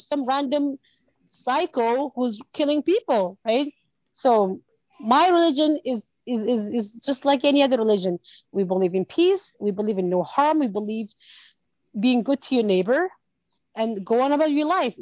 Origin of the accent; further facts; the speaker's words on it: Canada; I grew up in Canada and I came when I was younger